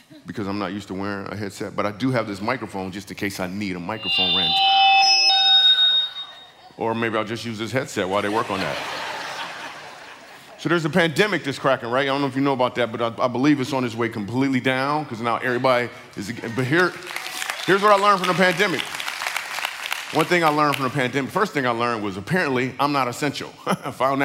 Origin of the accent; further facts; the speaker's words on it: Michigan, United States; I grew up in Michigan